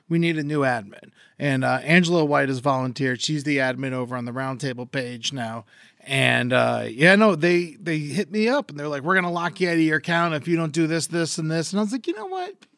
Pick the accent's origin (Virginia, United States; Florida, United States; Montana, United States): Florida, United States; I'm from Florida